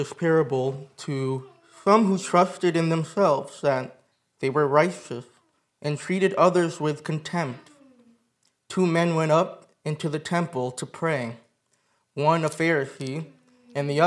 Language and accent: English; Michigan, United States; moved away; I'm from Michigan. My wife and I are from Michigan